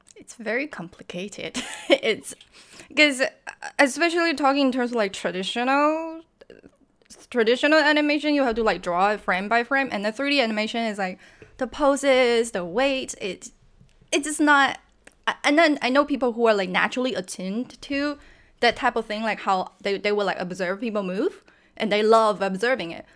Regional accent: China; English is a second language; moved away; also born or lived in San Francisco; I'm from China, and back when I was growing up, video game was kinda banned

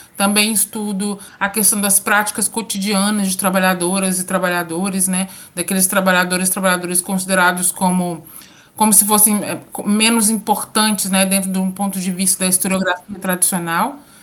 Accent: São João del-Rei, Minas Gerais, Brazil; moved away as an adult; now in Espírito Santo, Brazil; Sou mineira, sou de Minas Gerais, do interior de Minas Gerais, São João del Rei, e estou em solo capixaba, né, há cerca de quase dois anos.

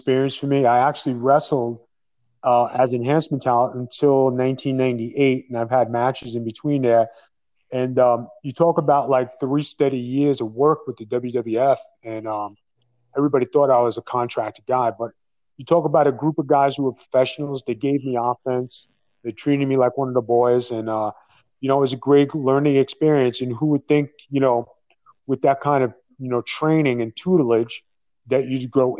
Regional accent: New York City, New York, United States; Bensonhurst, those are the original stomping grounds of the BIGV, 20th Avenue

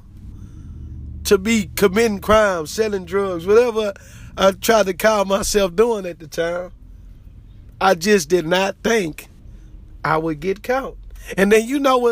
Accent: Richmond, United States; also born or lived in Houston, Texas; I moved from Houston to Richmond in the fourth grade

